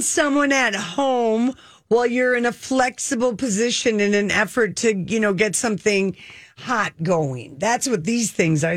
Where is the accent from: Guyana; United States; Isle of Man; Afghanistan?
United States; Duluth, Minnesota; moved away as an adult; I was from Duluth